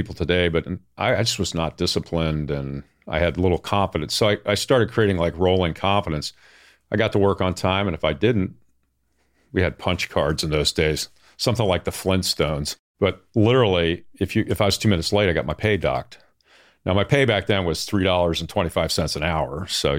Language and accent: English; Baltimore, Maryland, United States; I grew up in the Baltimore area.